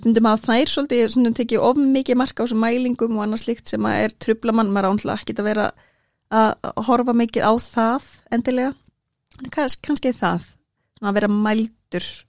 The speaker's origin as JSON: {"language": "Icelandic", "town": "Akranes", "region": "Western Region", "country": "Iceland", "also_born_or_lived": "Norway / Reyðarfjörður", "said": "ég er alveg upp á Akranesi og bjó líka í Noregi og svo á Reyðafyrði"}